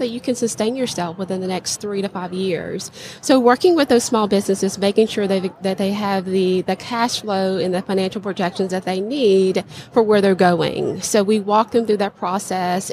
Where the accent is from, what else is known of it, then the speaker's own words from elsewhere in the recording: Louisiana, United States; my hometown in the state of Louisiana